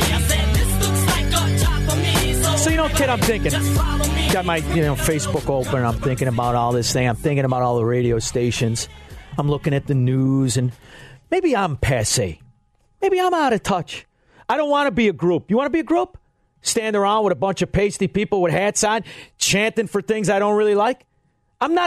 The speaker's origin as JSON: {"language": "English", "region": "Illinois", "country": "United States", "tie": "born or raised there", "said": "I grew up in Illinois"}